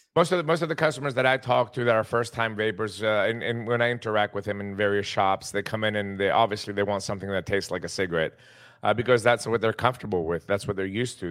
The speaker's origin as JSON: {"language": "English", "country": "Greece", "also_born_or_lived": "Tennessee, United States", "said": "Greece, which is my home country"}